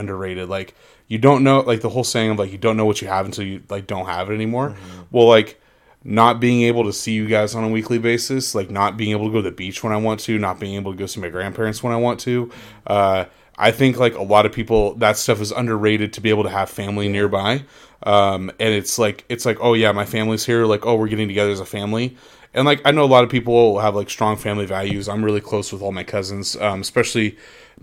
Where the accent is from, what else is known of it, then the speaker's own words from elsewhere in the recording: Anaheim, California, United States; moved away; I just grew up down the street from Disneyland